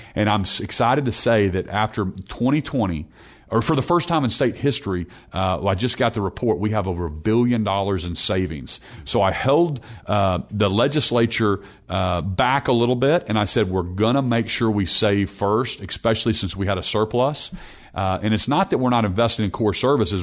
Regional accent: Norman, Oklahoma, United States; I, I grew up in Norman, the son of a, of a pastor

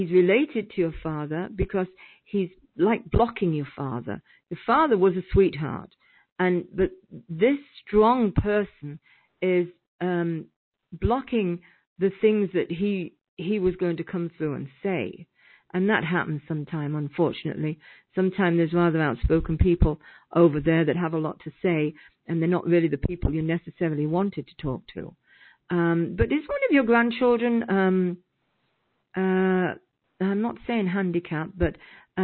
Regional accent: United Kingdom; I'm British, so we have different meanings for different things.

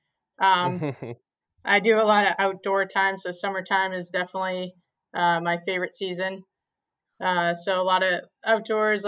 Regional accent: southern Maine, United States; moved away as an adult; also born or lived in Rhode Island; now in Providence, United States; Yeah, I grew up in southern Maine. I actually went to school at the University of New England, which is also in Maine. So I was born and raised in Maine

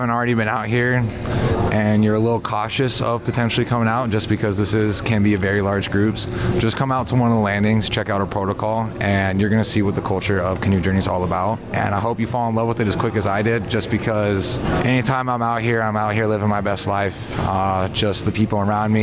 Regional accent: Tulalip Indian Reservation, Washington, United States; I grew up on the Tulip Indian Reservation, but I'm a member of the Upper Skagit Indian Tribe with lineage to the Swinomish as well

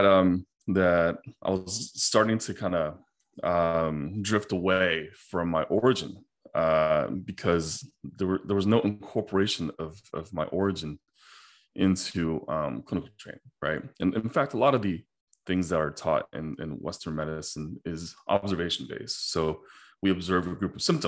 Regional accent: China; moved away; when I was a little kid in China, I grew up in China

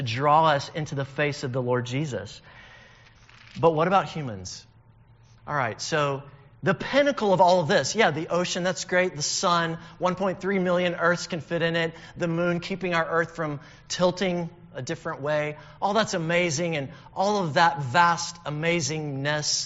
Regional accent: northern Alabama, United States; I'm from Alabama, and I lived up in the northern part, so I'd have to drive 4 hours down to see the Gulf. And every time I would do that, which was pretty often in my childhood

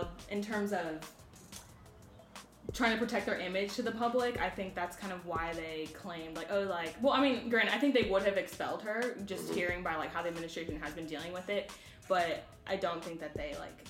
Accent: Ohio, United States; I'm from Ohio

